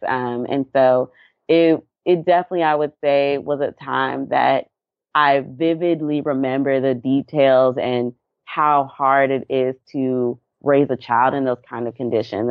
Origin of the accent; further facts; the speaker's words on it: Atlanta, Georgia, United States; also born or lived in Dallas, Texas / Anniston, Alabama; I grew up in Atlanta, Georgia.